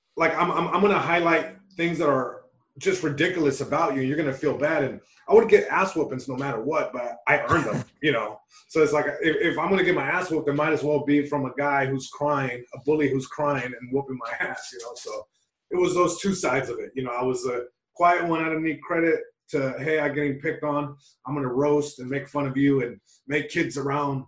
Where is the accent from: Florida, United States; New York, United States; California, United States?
California, United States; Long Beach; first language Spanish; English is a second language; I'm Mexican American. My parents are from Mexico. I was born in Long Beach, California. So it's like, I was living in two worlds. You know, I was living in Long Beach, California.